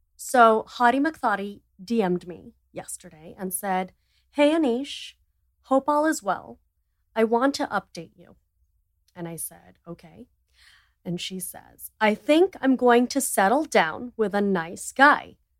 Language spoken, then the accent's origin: English; India; I'm an Indian entrepreneur and T V personality